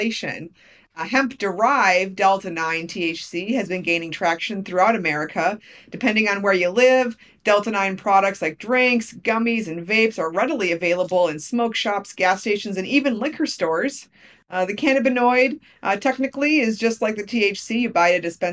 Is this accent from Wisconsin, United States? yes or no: yes; Wisconsin, United States; my home state of Wisconsin